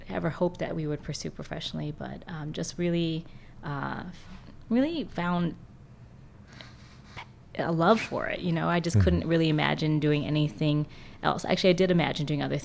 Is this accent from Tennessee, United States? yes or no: no; Jeffersonville, Indiana, United States; now in Louisville, United States; I grew up in Jeffersonville